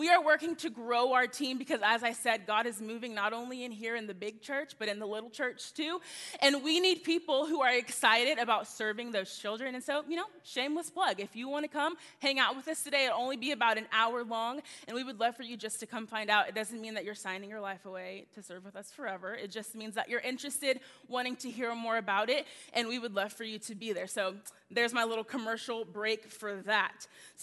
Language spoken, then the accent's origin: English; Texas, United States; also born or lived in Tulsa, Oklahoma; I'm born and raised in Texas